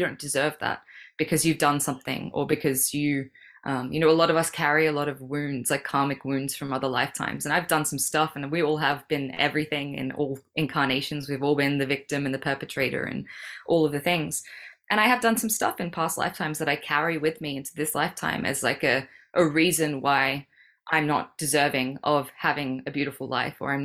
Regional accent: Sydney, New South Wales, Australia; moved away as an adult; also born or lived in Melbourne, Australia; now in Bali, Indonesia; I was born in Sydney. My parents are in Sydney

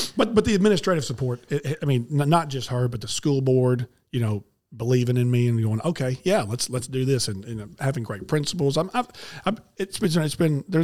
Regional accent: Memphis, Tennessee, United States; I grew up in Memphis

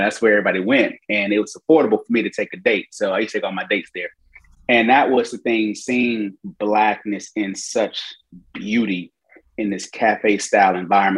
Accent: Decatur, Georgia, United States; moved away as an adult; now in Durham, United States; I'm a Georgia boy, you know, from Decatur, Georgia, right outside Atlanta. So, you know, growing up in Atlanta in the 80s

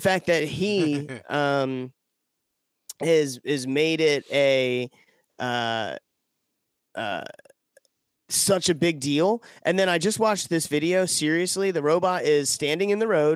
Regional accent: Deltona, Florida, United States; I'm from Florida

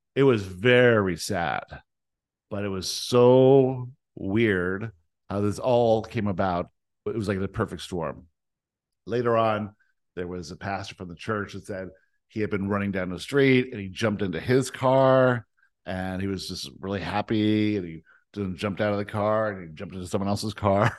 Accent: Canada; also born or lived in South Africa; the only thing that happened at two is we moved from South Africa to Canada

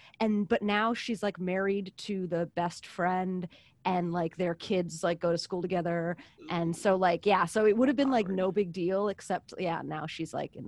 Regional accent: East Coast, United States; I'm from the East Coast.

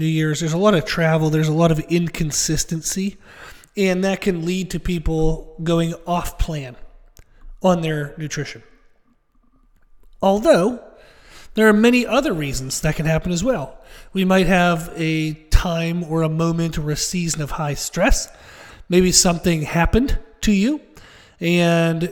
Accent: Pennsylvania, United States; Where I grew up in Pennsylvania, I grew up in kind of the middle of nowhere

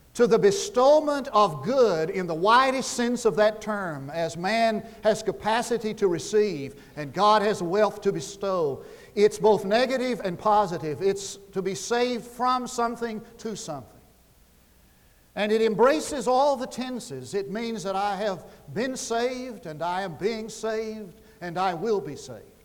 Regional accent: Oklahoma, United States; I'm from Oklahoma

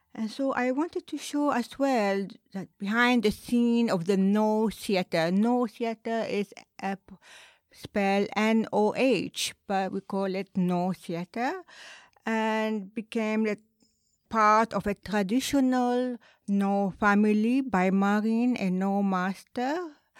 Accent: Lebanon; now in Japan; I'm originally from Lebanon.

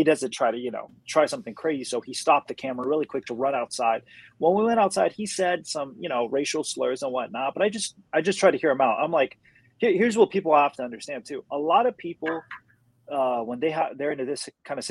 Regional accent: United States; growing up in America

